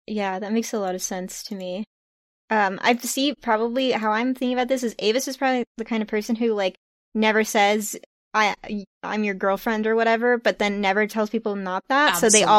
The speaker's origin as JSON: {"language": "English", "region": "New England", "country": "United States", "said": "I'm from New England, and so that's where my touchstones are."}